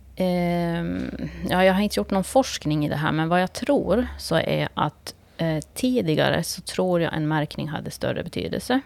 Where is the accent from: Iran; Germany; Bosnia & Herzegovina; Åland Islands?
Åland Islands; Kvarnbo; jag är född och uppvuxen i Kvarnbo